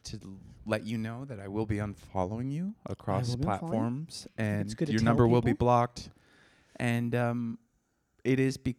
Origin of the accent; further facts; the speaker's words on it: Seattle, Washington, United States; I'm from Seattle.